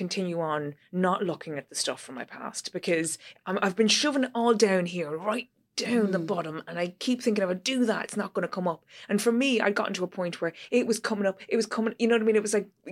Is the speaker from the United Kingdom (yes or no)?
no; Ireland